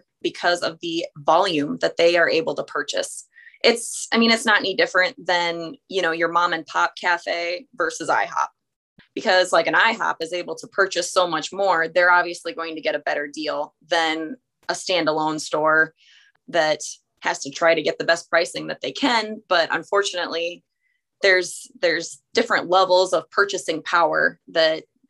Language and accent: English; Hartington, Nebraska, United States; born or raised there